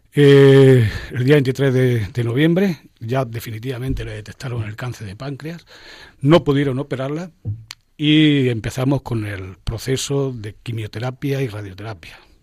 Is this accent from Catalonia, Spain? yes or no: no; near Guadix, province of Granada, Andalusia, Spain; now in Boadilla del Monte, Spain; Nací en Vía de Guadix, la provincia de Granada.